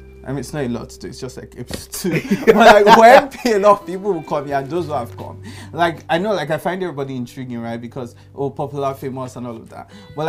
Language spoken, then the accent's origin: English; Ekiti, Nigeria; I'm from Ekiti.